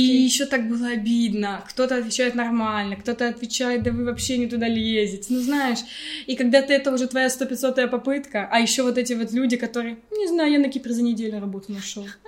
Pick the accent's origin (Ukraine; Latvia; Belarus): Ukraine; Kyiv; moved away as an adult; also born or lived in England; now in Cyprus; я из Киева